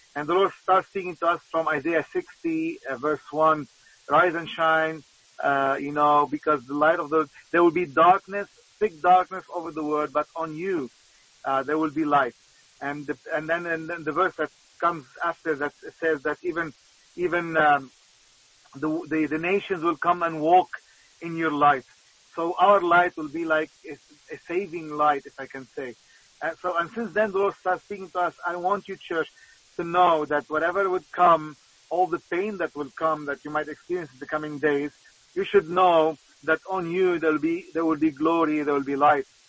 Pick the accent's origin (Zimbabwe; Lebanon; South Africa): Lebanon; I'm from Lebanon